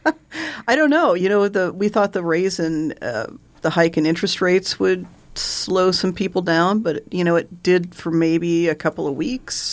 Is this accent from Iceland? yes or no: no; Benson, United States; I was born and raised in Benson.